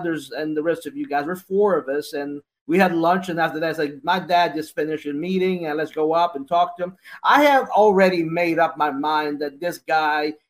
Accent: United States; I'm an American

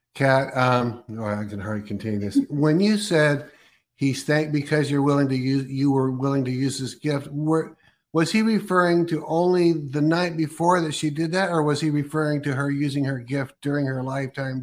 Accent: Oregon, United States; also born or lived in California; I was born in Oregon and I'm in Oregon now

